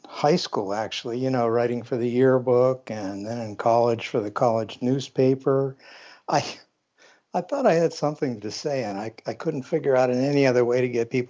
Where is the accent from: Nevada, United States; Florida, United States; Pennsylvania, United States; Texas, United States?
Pennsylvania, United States; I was born in Pennsylvania, and most of my life I've lived here.